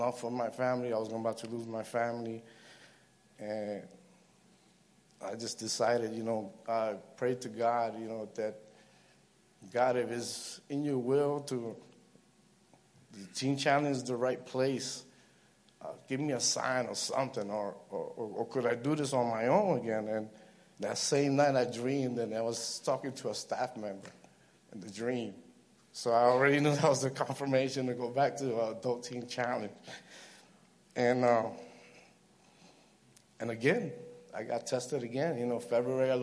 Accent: New York City, New York, United States; I was raised in Brooklyn

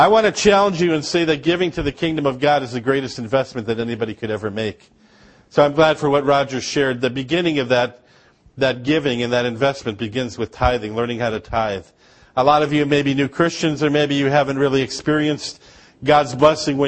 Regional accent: Upper Peninsula of Michigan, United States; now in Georgia; I grew up in Upper Michigan

